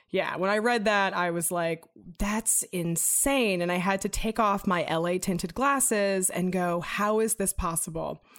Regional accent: Los Angeles, California, United States; I grew up in Venice, California in the nineties

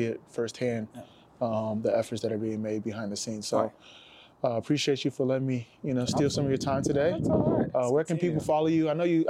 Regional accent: Nigeria; You know, I'm Nigerian

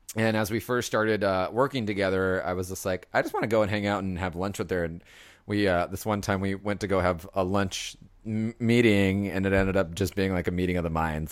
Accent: Los Angeles, California, United States; moved away as an adult; now in San Francisco, United States; it's my hometown

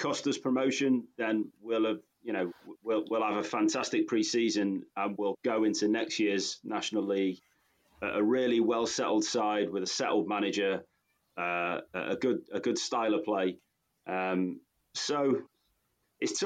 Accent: Marple, North West England, United Kingdom; moved away as an adult; now in Singapore; I grew up in Marple

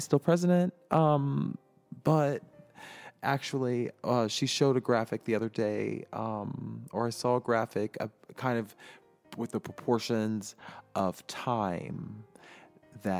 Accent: United States

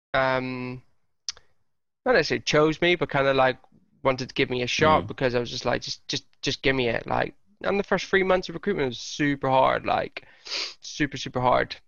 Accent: Lurgan, Northern Ireland, United Kingdom; moved away; also born or lived in Hertfordshire; my hometown, Lurgan.

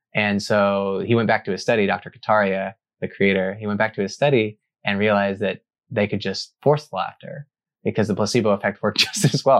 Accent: Arkansas, United States; I grew up in Arkansas

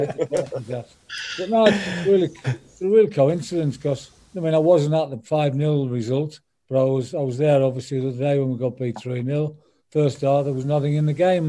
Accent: Sunderland, North East England, United Kingdom; moved away; Yeah, I'm from Sunderland. I'm a Sunderland fan. Always will be. That's where I was born and bred

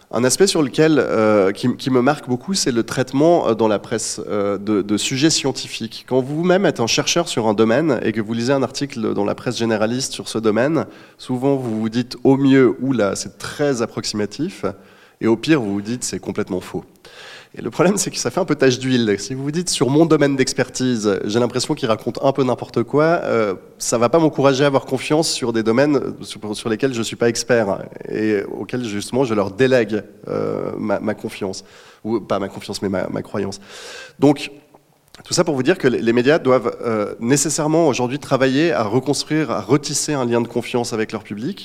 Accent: Switzerland; en tant que Suisse

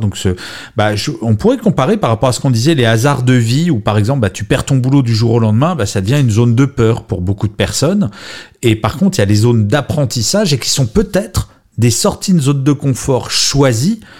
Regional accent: Grenoble, Auvergne-Rhône-Alpes, France; now in Paris, France; je suis né à Grenoble, même si maintenant, je vis à Paris.

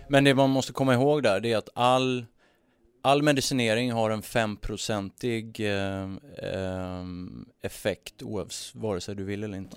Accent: Sweden; som svensk

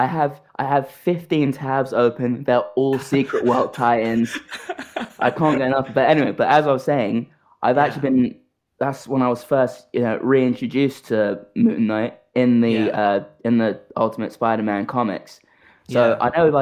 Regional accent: United Kingdom; I am aggressively British.

